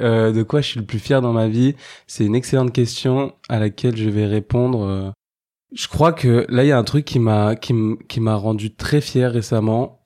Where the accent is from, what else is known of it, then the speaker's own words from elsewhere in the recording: Saint-Denis, Île-de-France, France; j'ai grandi et j'habite à Saint-Denis